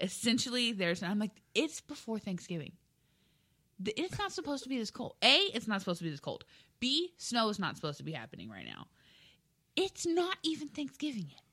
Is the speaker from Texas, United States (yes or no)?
yes; South Texas, United States; moved away; I'm from South Texas? We don't get snow.